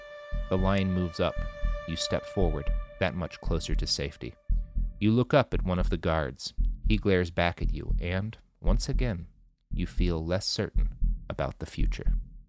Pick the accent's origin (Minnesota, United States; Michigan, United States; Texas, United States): Texas, United States; When I first started traveling and people would find out that I came from Texas, many of them would ask if I owned guns